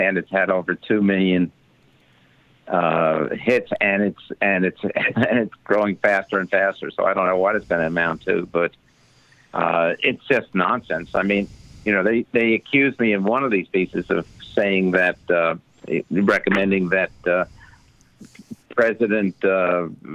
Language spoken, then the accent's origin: English; United States; also born or lived in Canada; I'm American.